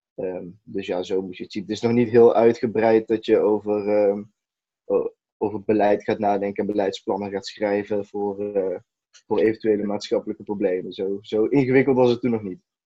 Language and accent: Dutch; Eindhoven, North Brabant, Netherlands; Eindhoven, dus de regio waar, ik vandaan kom